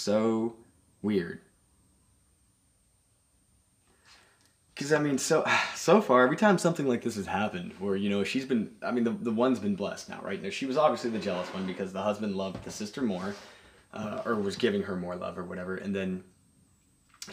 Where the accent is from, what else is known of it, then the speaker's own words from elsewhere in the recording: United States; I'm American